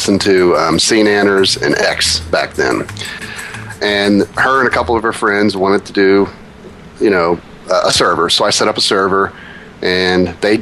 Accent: Ohio, United States; I'm from Ohio

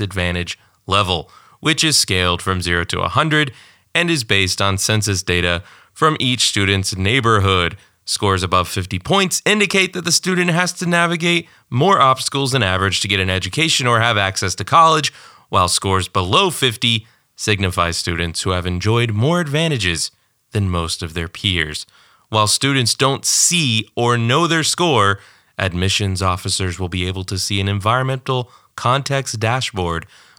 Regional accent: Detroit, Michigan, United States; I am from Detroit.

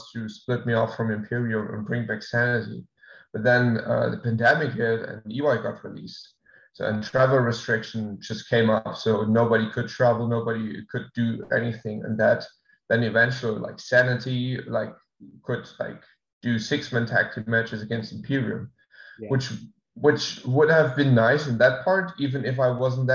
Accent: Germany; moved away as an adult; also born or lived in England; now in Florida, United States; move back to my hometown

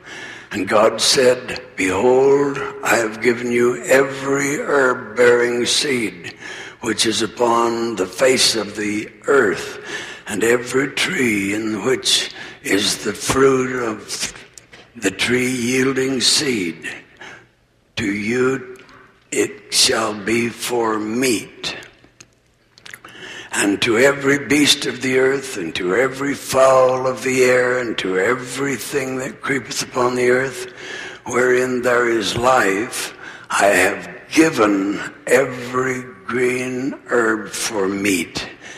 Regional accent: Arizona, United States; with which I was familiar when I was a child growing up in Arizona.

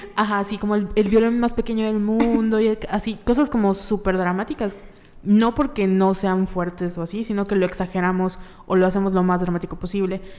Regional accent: Yucatán, Mexico; nosotros como sociedad yucateca

